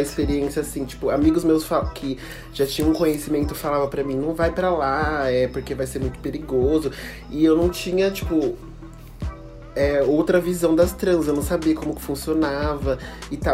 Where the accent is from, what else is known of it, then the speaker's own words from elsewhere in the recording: Campinas, São Paulo, Brazil; eu sou de Campinas